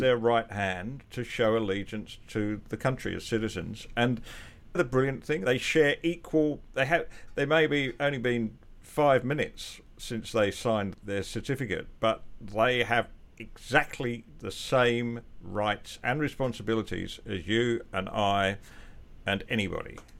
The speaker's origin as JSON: {"language": "English", "region": "England", "country": "United Kingdom", "tie": "born or raised there", "moved": "yes", "lives_now": "Australia", "said": "I can be a English born with Scottish heritage"}